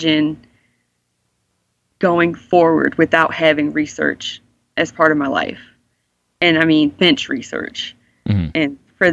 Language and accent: English; Baltimore, Maryland, United States; I'm from Baltimore. My family's here.